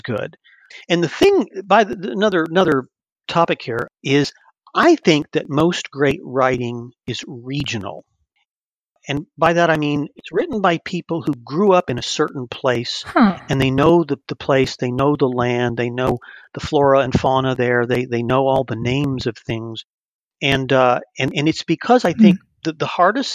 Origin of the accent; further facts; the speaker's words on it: California, United States; I grew up in the West too, in California